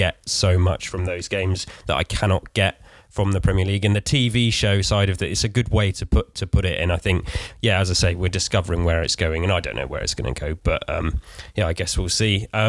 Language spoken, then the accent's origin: English; Weymouth, South West England, United Kingdom; moved away as an adult; because I was living away from Weymouth for a while, and then since moving back